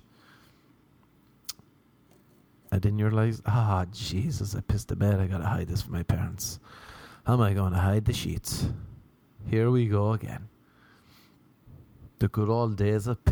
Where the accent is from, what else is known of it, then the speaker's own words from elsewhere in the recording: Ireland; moved away as an adult; now in United States; growing up in Ireland